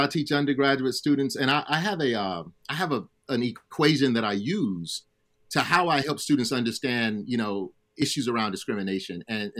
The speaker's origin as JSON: {"language": "English", "region": "Alabama", "country": "United States", "tie": "born or raised there", "said": "I grew up in Alabama."}